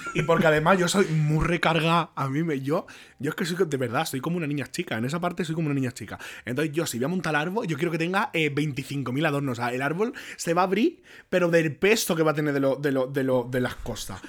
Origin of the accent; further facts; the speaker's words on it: Jerez de la Frontera, Andalusia, Spain; moved away as an adult; also born or lived in Barcelona; yo salí de, allí de, Jerez, que me fui a Barcelona a estudiar periodismo